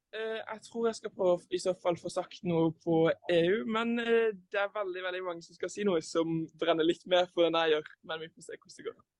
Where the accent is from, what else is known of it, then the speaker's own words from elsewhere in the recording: Lyngdal, Agder, Norway; Jeg kommer fra Agder, så jeg er sørlending fra Lyngdal.